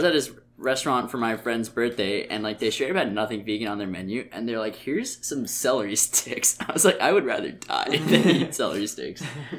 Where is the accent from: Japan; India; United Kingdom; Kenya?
India; South India; South Indian food's pretty easy to make vegan, and I'm South Indian, so sometimes I just make stuff at home.